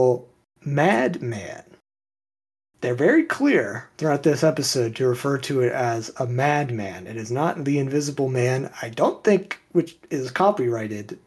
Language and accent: English; Texas, United States; I'm from Texas